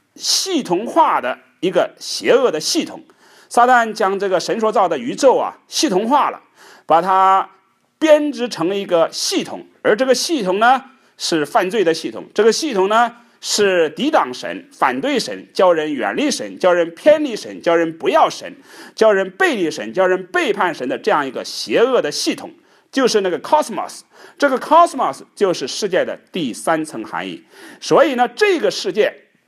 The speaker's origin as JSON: {"language": "Chinese", "country": "China", "said": "我们中国人，一年最大的节气就是这个春节"}